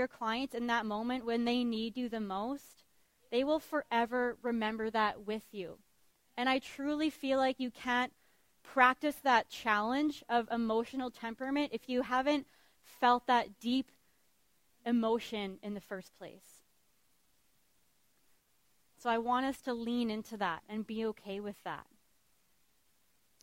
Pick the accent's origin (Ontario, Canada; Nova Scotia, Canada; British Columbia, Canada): British Columbia, Canada; Vancouver Island; I was raised on Vancouver Island by a single mom